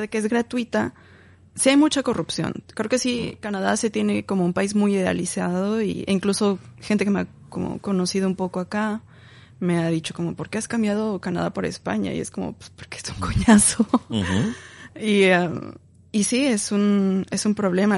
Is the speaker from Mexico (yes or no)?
yes; Mexico City, Mexico; moved away; Yo soy de la Ciudad de México, ahí crecí. Ya después migré